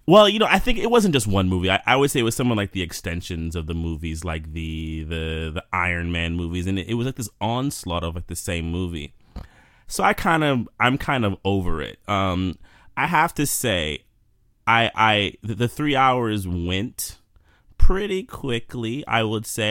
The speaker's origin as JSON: {"language": "English", "town": "New York City", "region": "New York", "country": "United States", "tie": "born or raised there", "lives_now": "Jersey City, United States", "said": "I'm born and raised in New York. Still live here."}